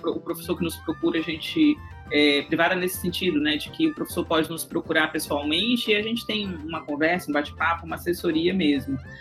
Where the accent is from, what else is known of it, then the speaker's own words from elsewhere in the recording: Brazil; also born or lived in São Luís, Maranhão; nós como, como brasileiros